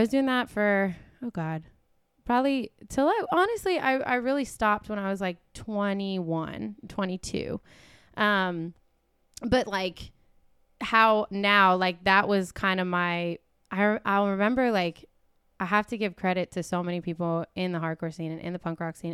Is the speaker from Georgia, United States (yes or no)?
yes; Atlanta, Georgia, United States; moved away as an adult; also born or lived in Portland, Oregon; we grew up in East Atlanta